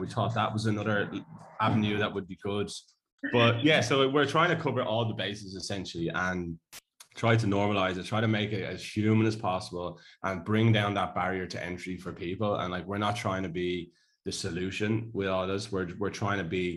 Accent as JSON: {"language": "English", "country": "Ireland", "moved": "yes", "said": "I'm Irish"}